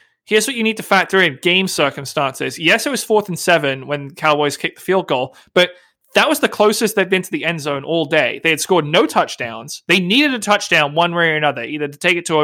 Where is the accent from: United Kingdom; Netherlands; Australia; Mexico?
United Kingdom; England; now in United States; I have an American mother and a British father. And so when I was growing up, even in England, we celebrated all the American holidays.